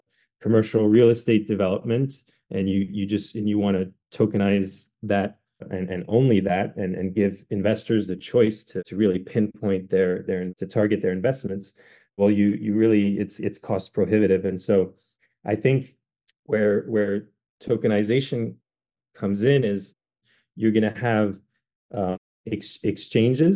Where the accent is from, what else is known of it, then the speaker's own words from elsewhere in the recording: France; now in United States; I'm actually half French. I grew up in France